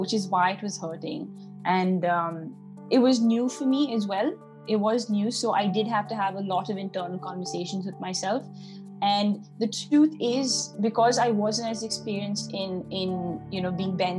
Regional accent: Delhi, India; moved away as an adult; I'm from Delhi

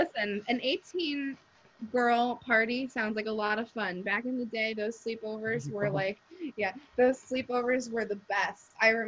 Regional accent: New Jersey, United States; I didn't grow up in the South. You know, I grew up in Jersey

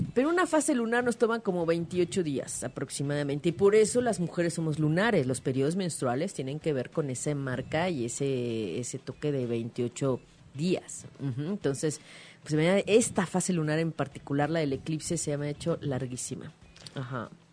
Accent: Mexico; como mexicanos

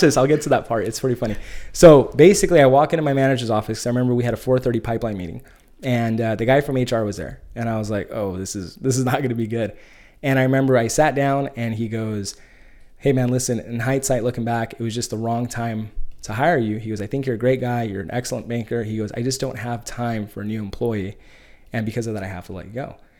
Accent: Bakersfield, California, United States; moved away as an adult; now in San Diego, United States; I grew up in the Central Valley, uh, grew up in Bakersfield, California

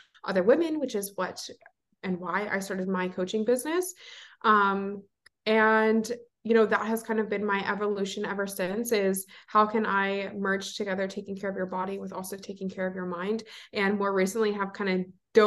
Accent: Delaware, United States; moved away as an adult; now in Philadelphia, United States; I am originally from Delaware. I born and raised there, and I currently live in Philly

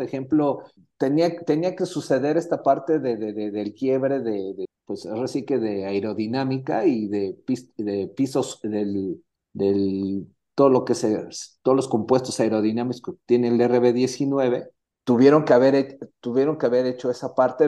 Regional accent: Mexico; nosotros como mexicanos

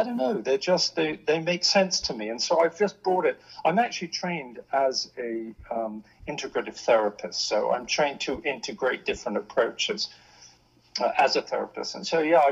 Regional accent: Hong Kong; now in London, United Kingdom; I grew up in the East, grew up in Hong Kong.

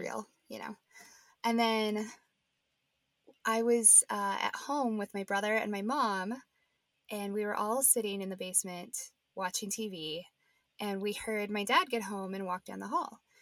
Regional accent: Nebraska, United States; now in Denver, United States; I'm from Nebraska originally.

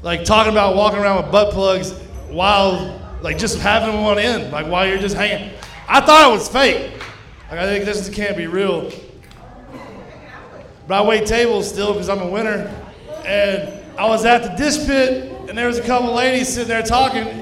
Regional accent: Kaufman County, East Texas, United States; moved away; I'm from East Texas, from Kaufman County

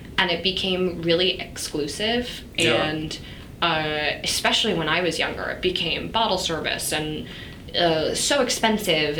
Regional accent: New York, United States; moved away as an adult; now in London, United Kingdom; I grew up in New York

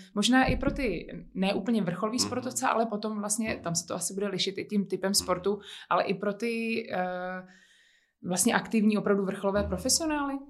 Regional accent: Bohemia, Czechia; tady právě u nás v Čechách

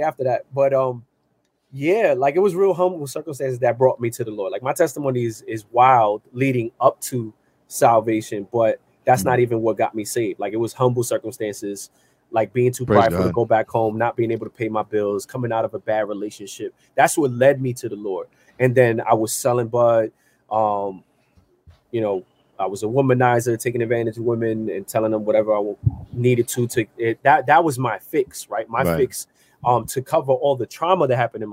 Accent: New York City, New York, United States; I grew up in the South Bronx

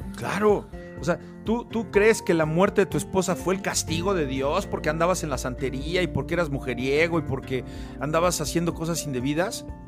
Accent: Mexico

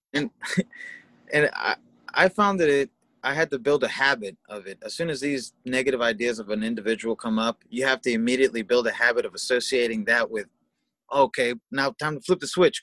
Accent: Houston, Texas, United States; also born or lived in Washington State; now in Washington, United States; I'm originally from Houston

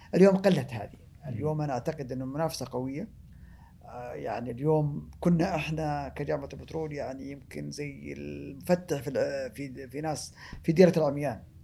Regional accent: Saudi Arabia; احنا افضل بلد مصدر للبترول في العالم

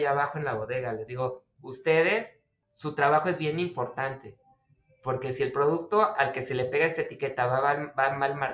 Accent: Mexico City, Mexico; born there; now in Tijuana, Mexico; yo empecé el, negocio en 1994 cuando me vine a vivir acá de la Ciudad de México. Espero que no me lo tomen a mal, soy chilango de nacimiento

